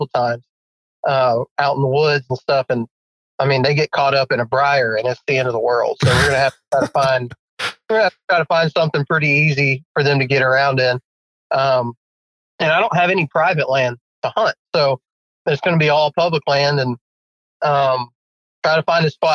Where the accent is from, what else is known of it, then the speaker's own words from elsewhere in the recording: West Texas, United States; moved away as an adult; also born or lived in Georgia; now in Alabama, United States; born and raised in West Texas. When I graduated high school, I moved out to Alabama